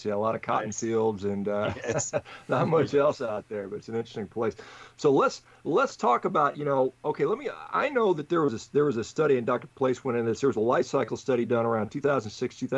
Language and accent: English; Hof, Bavaria, Germany; now in Orange County, United States; I was born in Hof, Germany.